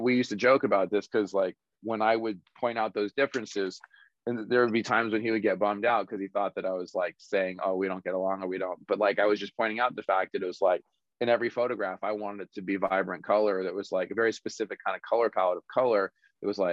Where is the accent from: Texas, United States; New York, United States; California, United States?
California, United States; Los Angeles; born or raised there